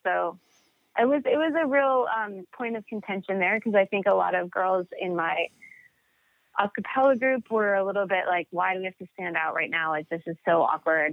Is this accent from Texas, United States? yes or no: no; Montana, United States; I grew up in Montana